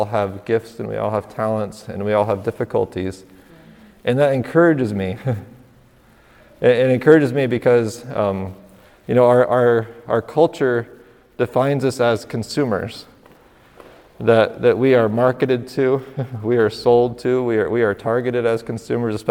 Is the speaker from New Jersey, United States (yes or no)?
no; northern New York, United States; we're from northern New York